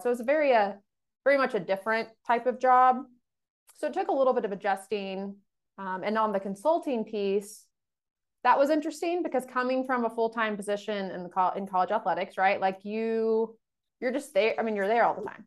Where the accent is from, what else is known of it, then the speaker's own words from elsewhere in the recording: Dallas, Texas, United States; moved away as an adult; also born or lived in Indiana; I'm from the Dallas area